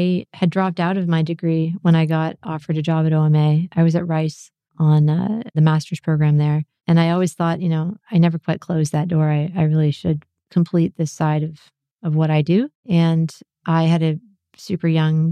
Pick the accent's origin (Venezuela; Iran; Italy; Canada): Canada; moved away as an adult; now in United States; as a Canadian.